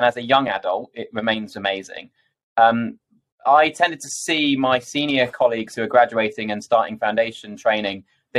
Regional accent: Coventry, West Midlands, United Kingdom; also born or lived in London; So I'm from Coventry originally, but spread my wings and went out to Imperial London for medical school.

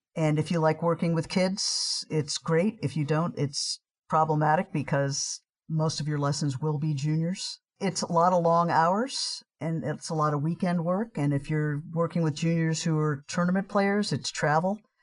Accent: New York City, New York, United States; moved away as an adult; also born or lived in Poughkeepsie; now in Washington, D.C., United States; I grew up in New York City

